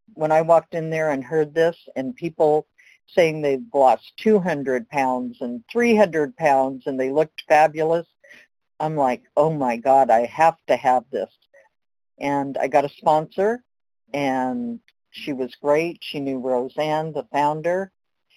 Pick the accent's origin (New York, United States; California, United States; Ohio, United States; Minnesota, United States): California, United States; Los Angeles; I was born in Los Angeles.